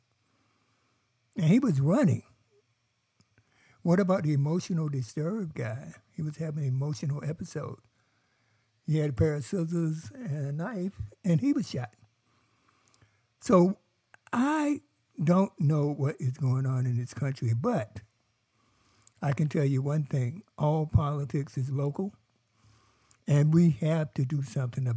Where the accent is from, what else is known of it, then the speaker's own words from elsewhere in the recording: North Carolina, United States; I come from North Carolina